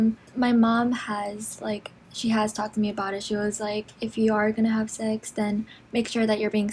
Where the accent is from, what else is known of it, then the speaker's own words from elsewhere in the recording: St. Paul, Minnesota, United States; I'm from St. Paul, Minnesota as well.